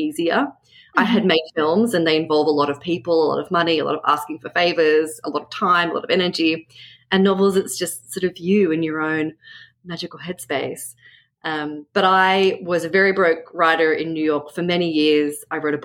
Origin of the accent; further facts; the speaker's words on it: Australia; now in Brooklyn, United States; I'm a novelist, I'm Australian